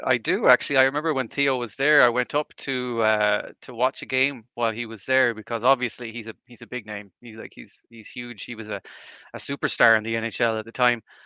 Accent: Galway, Connacht, Ireland; born and raised in Ireland, here in Galway

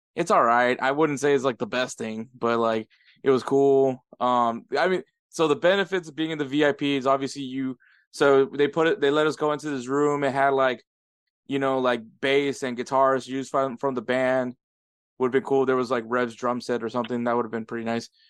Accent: United States; me and Edward are first generations. Like we're the first born here in the U.S. from from our family

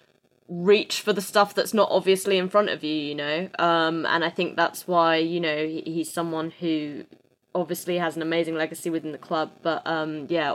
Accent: England, United Kingdom; an English person

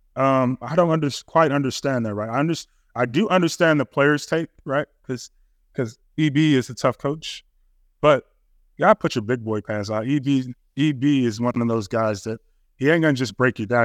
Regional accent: Chicago, Illinois, United States; I'm from Chicago

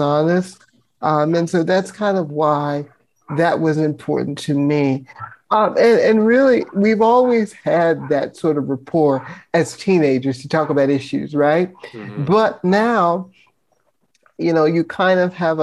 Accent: Virginia, United States; growing up in Virginia in a conservative town

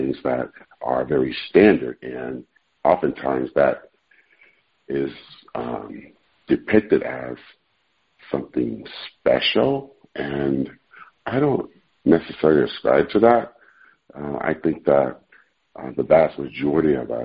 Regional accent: Oakland, California, United States; I grew up in East Oakland, California

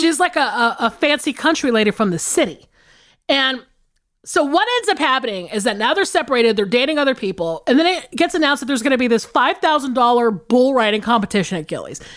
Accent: the South, United States; I grew up in the South

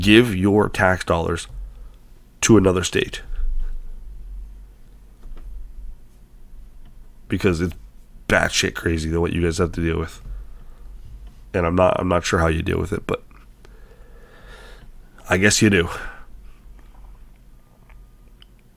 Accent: Canada; I'm a Canadian

